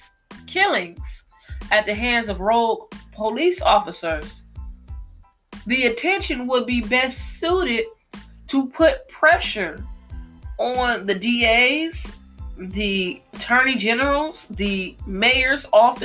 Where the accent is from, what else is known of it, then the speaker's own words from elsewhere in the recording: United States; I do live in America. I am an American